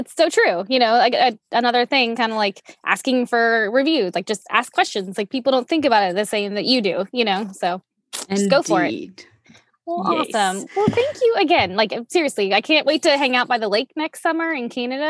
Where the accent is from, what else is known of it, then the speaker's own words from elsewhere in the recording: outside of New Orleans, Louisiana, United States; I grew up outside of New Orleans. And so, you know, you're growing up in the South in high school